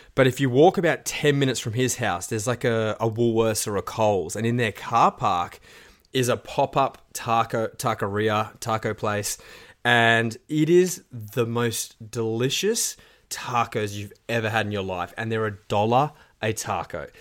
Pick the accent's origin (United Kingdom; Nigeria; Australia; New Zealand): Australia; being an Aussie